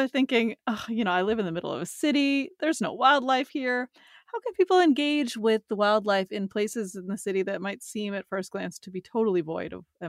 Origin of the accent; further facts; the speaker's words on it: Boston, Massachusetts, United States; based in Boston, Massachusetts, my hometown.